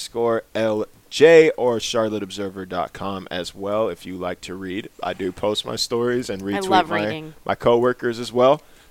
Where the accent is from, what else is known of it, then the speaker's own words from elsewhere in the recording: Sacramento, California, United States; he's from my hometown